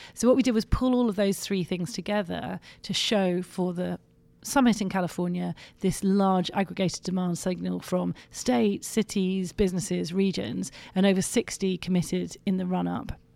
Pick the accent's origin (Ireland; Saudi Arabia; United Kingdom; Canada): United Kingdom; London; I come from London